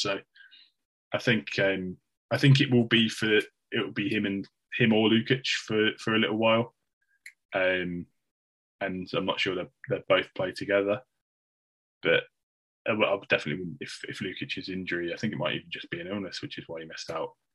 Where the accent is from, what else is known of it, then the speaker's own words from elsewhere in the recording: Midlands, United Kingdom; accent: Midlands; my monotone Midlands accent